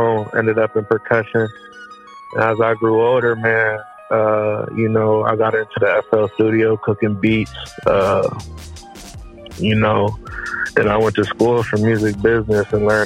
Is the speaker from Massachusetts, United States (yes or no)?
no; 20 minutes outside of Cleveland, Ohio, United States; I grew up in Ohio, 20 minutes outside of Cleveland.